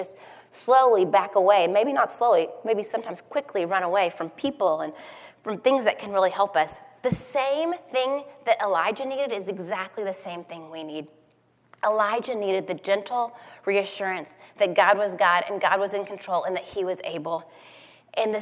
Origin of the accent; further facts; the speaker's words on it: Tornado Alley, United States; I grew up in Tornado Alley